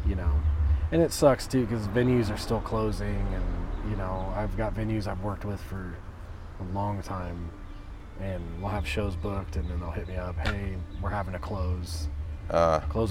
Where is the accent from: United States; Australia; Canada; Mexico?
United States; North Salem, Indiana; moved away as an adult; now in Pittsboro, United States; it was around 400 or 500 people in my hometown